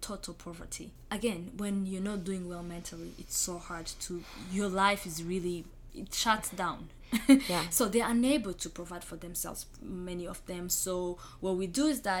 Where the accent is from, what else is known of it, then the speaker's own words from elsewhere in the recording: Rwanda; moved away; I was born and raised in Rwanda myself as a genocide survivor. I grew up in Rwanda with a lot of survivors around me.